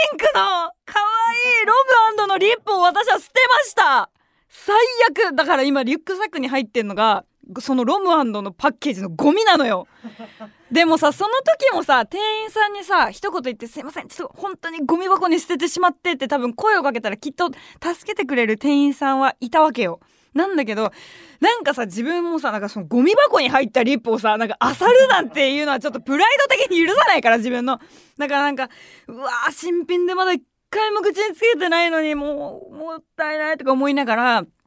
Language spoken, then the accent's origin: Japanese; Tokyo, Japan; 私も結構まあ下町出身っていうのもあって